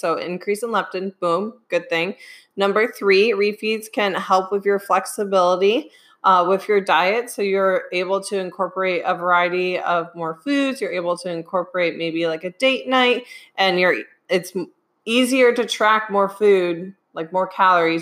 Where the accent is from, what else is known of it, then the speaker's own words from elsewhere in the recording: Midwest, United States; I'm from the Midwest, so soda